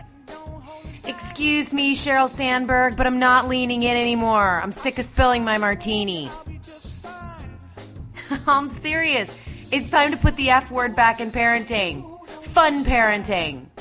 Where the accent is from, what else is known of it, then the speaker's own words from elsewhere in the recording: Pennsylvania, United States; I'm from Pennsylvania